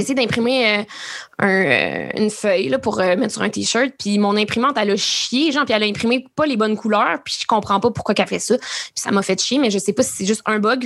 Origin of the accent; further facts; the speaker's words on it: Rouyn-Noranda, Quebec, Canada; moved away; ma maison de mon enfance à Rouen-Noranda, chez ma mère